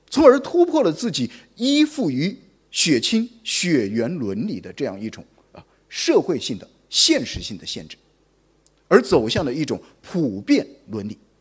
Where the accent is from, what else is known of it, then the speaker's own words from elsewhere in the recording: Guangzhou, Guangdong, China; 我们广州人